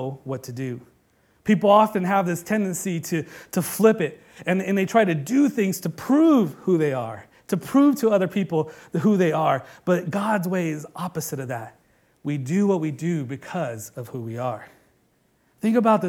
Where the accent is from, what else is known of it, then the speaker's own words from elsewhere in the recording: Bay Area, California, United States; they know that I'm a Bay Area kid, that I come from Cali